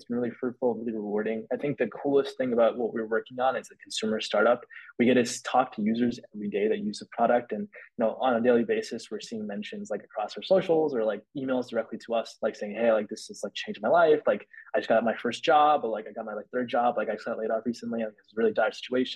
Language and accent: English; Bay Area, California, United States; growing up in the Bay Area